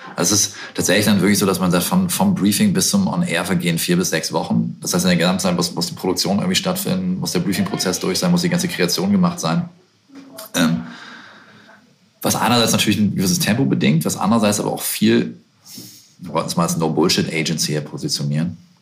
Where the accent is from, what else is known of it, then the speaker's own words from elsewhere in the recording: Bremen, Germany; in der Sögestraße in Bremen, meiner Heimat